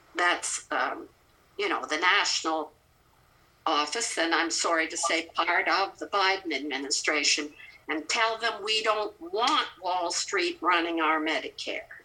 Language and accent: English; Canada; accent: Canadian; now in Kentucky, United States; I've been in Kentucky since 1975, but you can hear my Canadian accent.